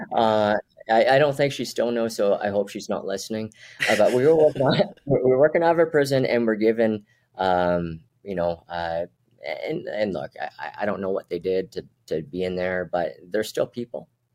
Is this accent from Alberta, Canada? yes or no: yes; Edmonton, Alberta, Canada; also born or lived in Brunei; I'm from North Edmonton